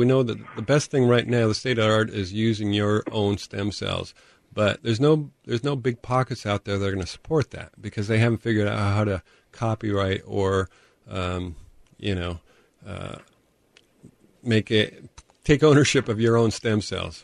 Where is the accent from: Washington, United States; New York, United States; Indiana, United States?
Washington, United States; Tacoma; from Tacoma originally.